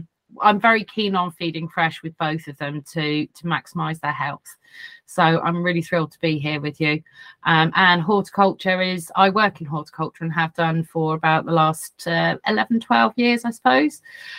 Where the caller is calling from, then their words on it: South West England, United Kingdom; From sunny, sunny Dorset.